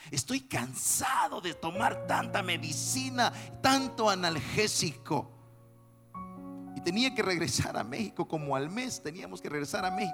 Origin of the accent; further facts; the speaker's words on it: El Salvador; yo tengo que estar en mi país ahora